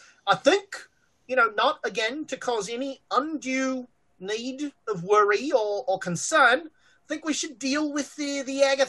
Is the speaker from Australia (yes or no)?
yes; Australia; I'm an Australian. I come from a continent where everything on the continent is trying to kill you.